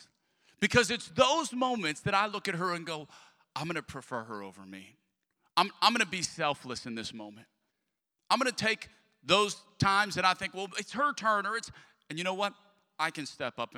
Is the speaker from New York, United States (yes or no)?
no; Lafayette, Louisiana, United States; moved away; I'm from Lafayette, Louisiana.